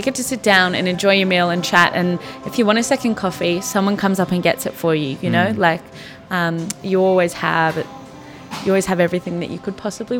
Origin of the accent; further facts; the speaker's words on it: Australia; moved away as an adult; now in New York, United States; Me being Australian, everyone knows that I'm not from here.